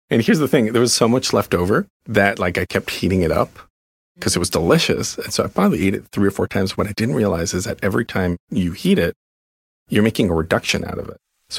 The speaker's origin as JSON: {"language": "English", "region": "Mexico City", "country": "Mexico", "tie": "born or raised there", "moved": "yes", "said": "And I grew up in Mexico City with field trips to Puebla, which is like the mole capital of the world."}